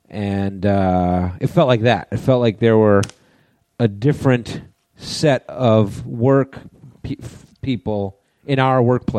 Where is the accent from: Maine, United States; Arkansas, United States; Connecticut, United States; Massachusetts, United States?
Connecticut, United States; West Haven; moved away; my hometown of West Haven, Connecticut.